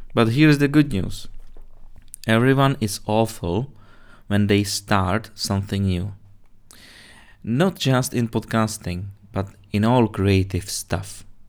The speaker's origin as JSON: {"language": "English", "country": "Czechia", "also_born_or_lived": "Britain", "second_language": "English", "moved": "yes", "said": "you already spotted my little accent. Well, anyone who guessed I'm originally from Czech Republic guessed it right"}